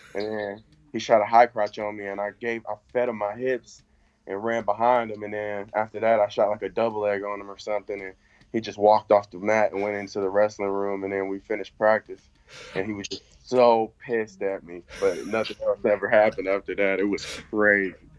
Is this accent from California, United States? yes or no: yes; Sacramento, California, United States; moved away; I grew up in Sacramento